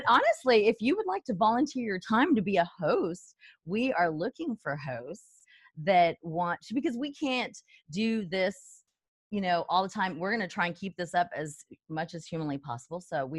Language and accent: English; El Paso, Texas, United States; I'm from El Paso, Texas.